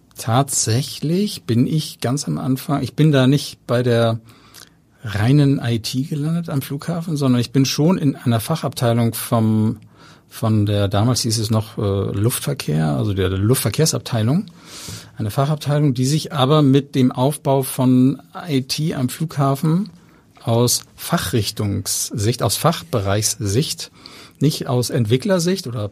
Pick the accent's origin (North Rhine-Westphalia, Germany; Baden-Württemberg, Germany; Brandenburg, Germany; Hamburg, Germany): Hamburg, Germany; ich bin in Hamburg-Langenhorn aufgewachsen